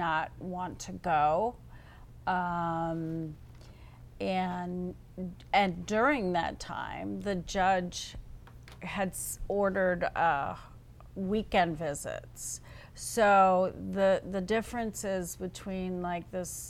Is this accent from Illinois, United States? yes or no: no; Long Island, New York, United States; I was raised on Long Island by my foster parents